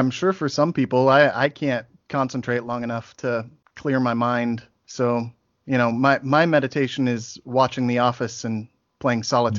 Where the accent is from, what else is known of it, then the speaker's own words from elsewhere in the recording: southeast Nebraska, United States; I'm from southeast Nebraska, so it's like there's like 12,000 people where I live and 14,000 cows.